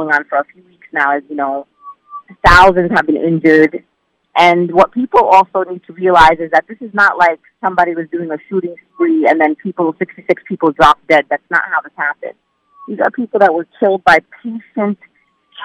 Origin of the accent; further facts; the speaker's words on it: United States; I'm Palestinian American, and I have ties to the land, family, friends